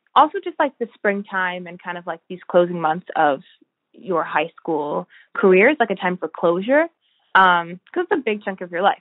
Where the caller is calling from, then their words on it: Albany, New York, United States; also born or lived in Massachusetts; I'm calling in from Albany, New York